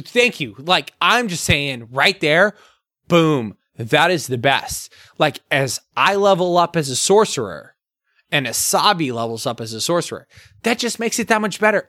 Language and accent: English; Arizona, United States; we come from a very Latinx background. Um, growing up in Arizona